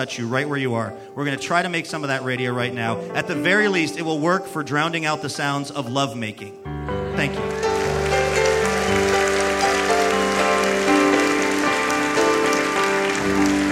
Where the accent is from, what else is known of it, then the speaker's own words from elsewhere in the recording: Seattle, Washington, United States; Since I was a little kid growing up in Seattle